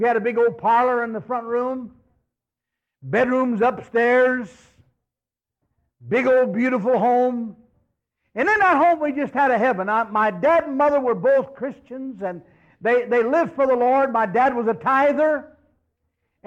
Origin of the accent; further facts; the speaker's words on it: Miami River Valley, Ohio, United States; I was born and raised in the Miami River Valley in Ohio